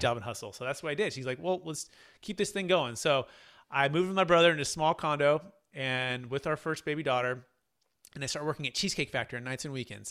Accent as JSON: {"language": "English", "area": "the Bay Area, Sacramento", "region": "Northern California", "country": "United States", "tie": "born or raised there", "said": "I grew up in Northern California, the Bay Area, in Sacramento"}